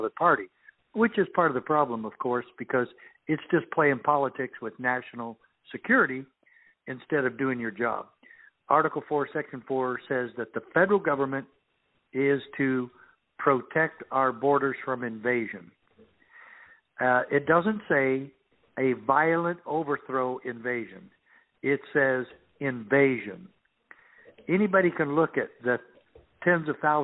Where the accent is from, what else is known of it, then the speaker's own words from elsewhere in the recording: Safford, Arizona, United States; I grew up in Safford, Arizona, where I was sheriff in my own hometown